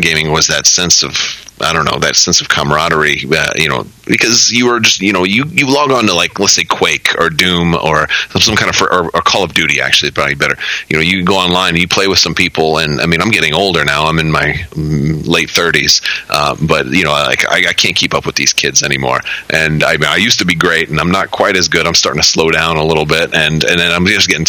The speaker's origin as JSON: {"language": "English", "region": "Florida", "country": "United States", "tie": "born or raised there", "lives_now": "Orlando, United States", "said": "I don't live in my hometown anymore because I was in the army after high school and I got out and moved to Orlando. I was originally from a different part of Florida"}